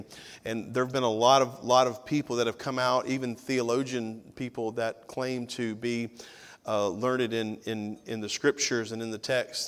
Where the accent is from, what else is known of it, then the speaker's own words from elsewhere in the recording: Tennessee, United States; now in Georgia, United States; I'm a missionary from Tennessee to Georgia, but.